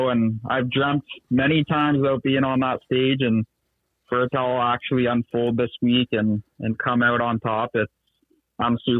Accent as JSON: {"language": "English", "town": "Bowmanville", "region": "Ontario", "country": "Canada", "said": "I'm from Bowmanville, Ontario"}